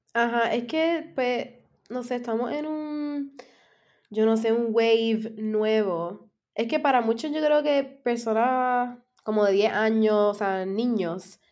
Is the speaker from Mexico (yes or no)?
no; San Germán, Puerto Rico; yo soy de San Germán